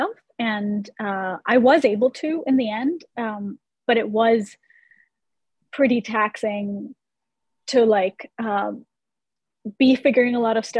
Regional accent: India; moved away as an adult; now in United States; I grew up in India and I lived there for the first 17 years of my life. And then I moved to the US by myself for college.

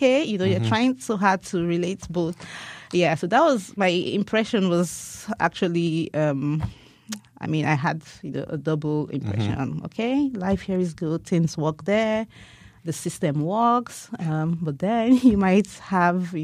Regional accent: Asaba, Delta, Nigeria; moved away as an adult; also born or lived in Benin City, Edo State / Onitsha, Anambra State; now in United States; I was born in Benin, but I grew up in Asaba, Delta State. So I had my primary education in Asaba

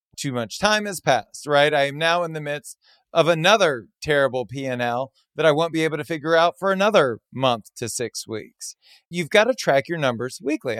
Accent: Southern Louisiana, United States; I was born and raised in Southern Louisiana

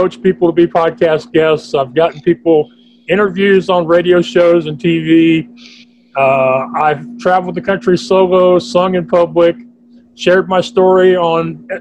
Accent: Texas, United States; being a Texan

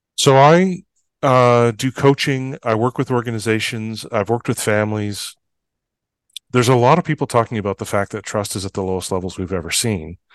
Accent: Fort St. John, British Columbia, Canada; I was born and raised in Fort Saint John. a small town in northeastern British Columbia.

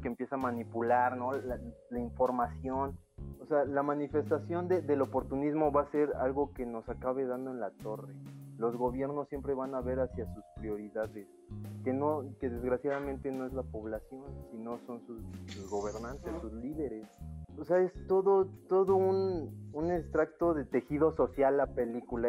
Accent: Mexico; yo soy mexicano

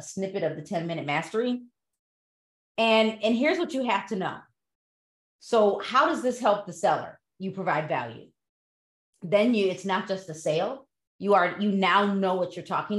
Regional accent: Broadview, Illinois, United States; I grew up in Broadview

